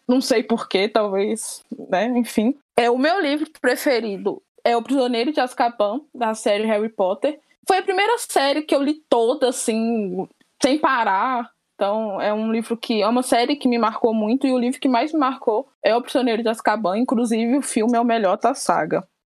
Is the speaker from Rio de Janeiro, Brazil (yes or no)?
no; Minas Gerais, Brazil; sou de Minas, tenho 26 anos